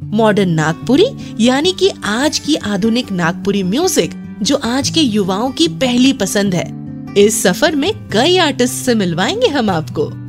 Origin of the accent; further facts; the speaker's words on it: Ranchi, Jharkhand, India; born or raised there